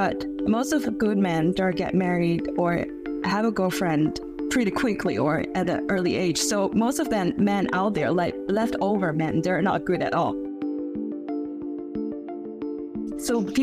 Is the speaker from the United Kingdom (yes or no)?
no; China; now in Beijing, China; in my hometown, in second-tier city